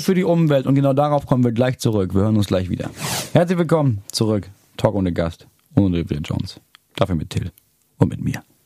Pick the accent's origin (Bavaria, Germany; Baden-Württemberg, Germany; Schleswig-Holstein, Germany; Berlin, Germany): Schleswig-Holstein, Germany; ich komme aus Schleswig-Holstein